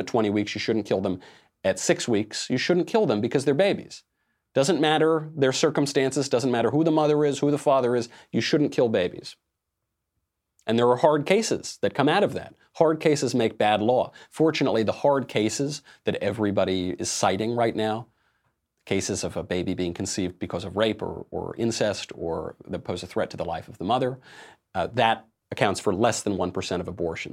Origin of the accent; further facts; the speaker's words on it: New York City, New York, United States; being a New Yorker myself, I'm in New York all the time. I've lived in New York for a long time